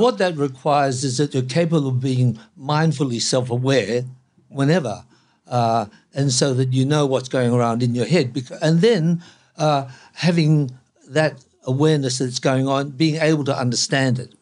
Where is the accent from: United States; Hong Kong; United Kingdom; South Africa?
Hong Kong; now in Australia; I was born in Hong Kong